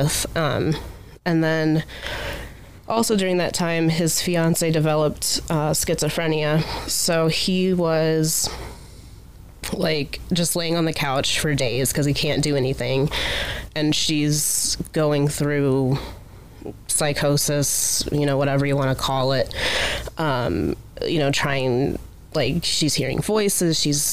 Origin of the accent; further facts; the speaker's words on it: Akron, Ohio, United States; also born or lived in Findlay, Ohio; I'm from Akron originally